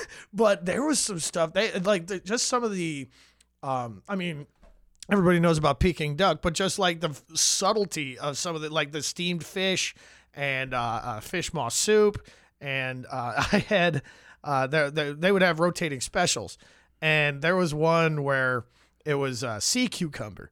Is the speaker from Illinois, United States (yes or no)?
yes; Vernon Hills, Illinois, United States; I grew up in Vernon Hills, uh, Illinois, about thirty miles north of here